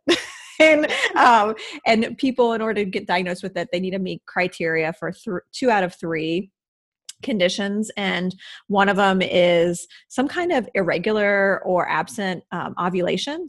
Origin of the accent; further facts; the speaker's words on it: Midwest, United States; moved away; I grew up in the Midwest